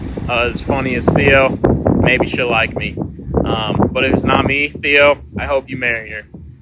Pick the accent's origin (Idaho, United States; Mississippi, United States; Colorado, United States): Idaho, United States; Southern; I'm also from Southern Idaho.